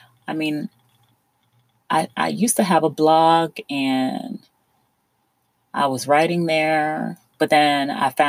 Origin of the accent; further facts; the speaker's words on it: South Florida, United States; I was born and raised in South Florida